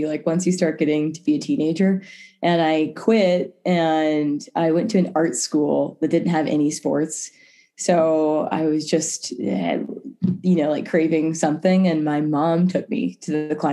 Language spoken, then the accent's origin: English; South Carolina, United States; now in Boulder, United States; I'm from South Carolina